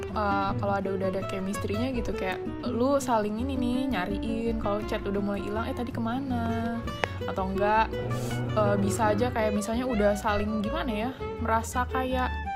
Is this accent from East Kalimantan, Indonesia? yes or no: yes; Balikpapan, East Kalimantan, Indonesia; aku di Balikpapan aja